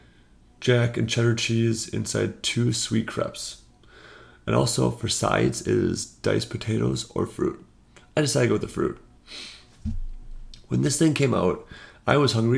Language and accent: English; United States; being an American